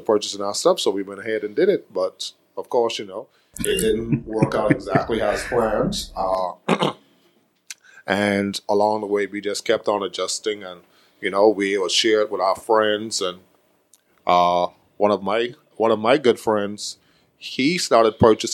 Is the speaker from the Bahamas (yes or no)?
yes; Nassau, New Providence, Bahamas; moved away as an adult; I grew up in Baintown in Ada City